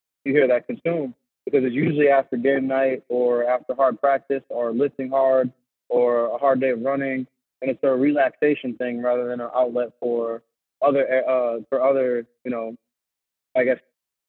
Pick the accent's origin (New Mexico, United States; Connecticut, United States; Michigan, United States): Connecticut, United States; Bridgeport; moved away as an adult; also born or lived in Naugatuck, Connecticut; now in Worcester, United States; I'm from Bridgeport, Connecticut. I lived in Bridgeport for a while, lived in Naugatuck, so southern, Connecticut, and then I went to Trumbull High School